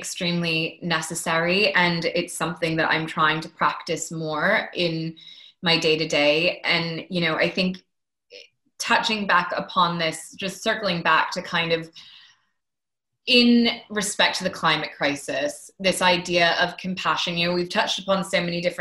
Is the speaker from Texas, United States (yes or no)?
no; Maine, United States; now in London, United Kingdom; I grew up in Maine